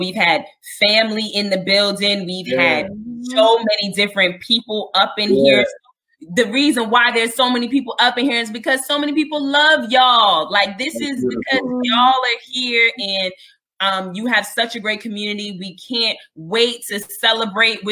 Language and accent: English; New York City, New York, United States; I'm from Harlem